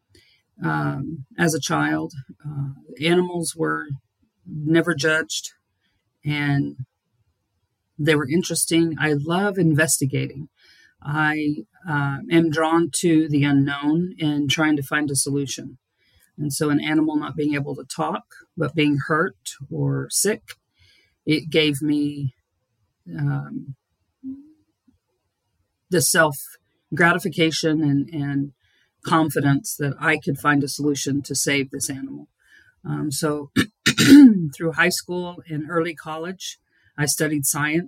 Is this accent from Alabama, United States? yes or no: no; Dallas, Texas, United States; moved away; I'm originally born and raised in Dallas, Texas